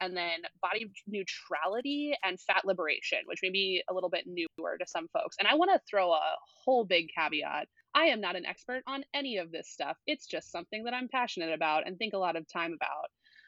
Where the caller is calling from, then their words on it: Columbus, Ohio, United States; I am coming in from Columbus, Ohio. Actually, I think, like, several blocks away from where Nathaniel is.